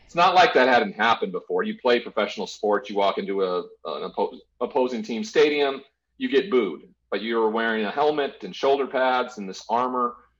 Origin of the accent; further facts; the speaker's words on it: Great Falls, Montana, United States; I grew up in a small town in uh, in Montana called Great Falls